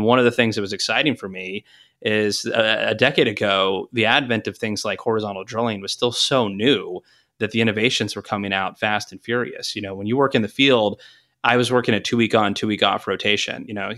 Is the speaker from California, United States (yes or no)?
no; Texas, United States; I grew up in Texas, and then I went to college at the University of Tulsa